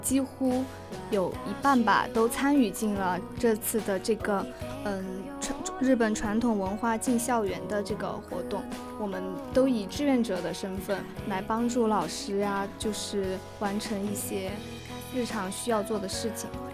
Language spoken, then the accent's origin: Chinese; Sichuan, China; moved away; 因为我来自四川嘛